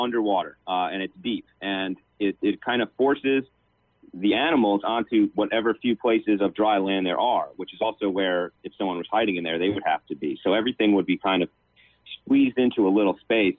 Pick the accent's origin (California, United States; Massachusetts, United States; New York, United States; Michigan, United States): New York, United States; Long Island; I'm from Long Island, New York